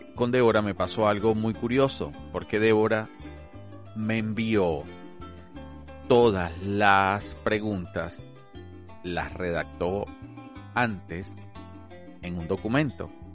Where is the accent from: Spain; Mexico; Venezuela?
Venezuela; moved away as an adult; now in Australia; Soy médico graduado de la Universidad Central de Venezuela